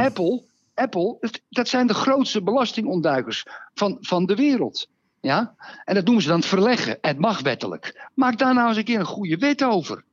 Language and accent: Dutch; Netherlands; als Nederlander